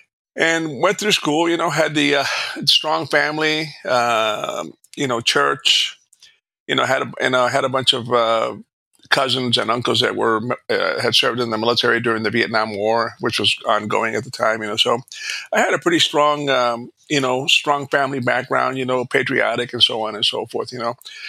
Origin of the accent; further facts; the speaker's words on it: Alice, Texas, United States; I'm a product of the 50s and 60s. You know, back then, I grew up in South Texas. I was a poor little brown kid, you know, in South Texas.